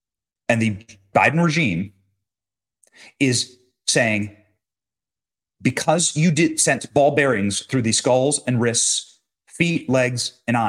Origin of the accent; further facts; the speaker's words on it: United States; I'm not a Jew. I am not an Israeli. I'm not an Israeli citizen. I'm an American. And that's all. I'm an American Christian. I was born here. My parents were born here. My grandparents were born here. This is my nation.